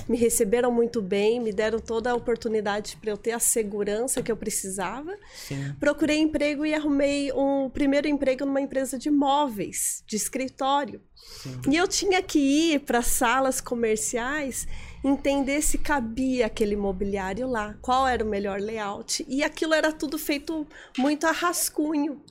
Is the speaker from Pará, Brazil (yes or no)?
no; Fartura, São Paulo, Brazil; moved away as an adult; now in Florianópolis, Brazil; Eu sou do interior de São Paulo. Nasci numa cidade pequenininha que eu amo muito, chama Fartura